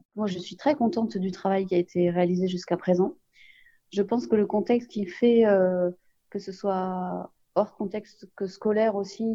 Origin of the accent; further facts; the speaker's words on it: Saint-Ouen, Île-de-France, France; Djibril et moi on est de Saint-Ouen on est au Donien donc évidemment on est très fiers